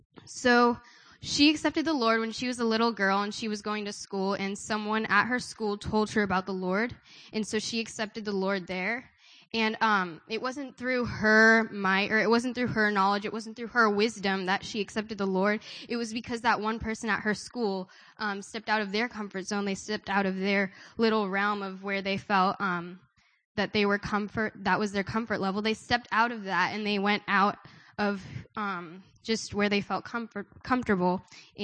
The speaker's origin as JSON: {"language": "English", "country": "India", "said": "I'm from India"}